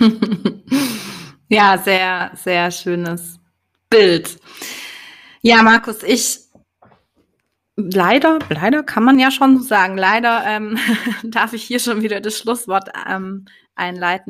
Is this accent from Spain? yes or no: no; Swabia, Germany